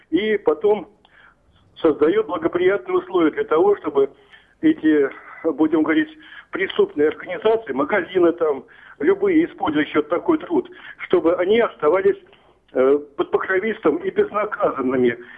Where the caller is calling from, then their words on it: Tver, Tver Oblast, Russia; Город Тверь беспокоит.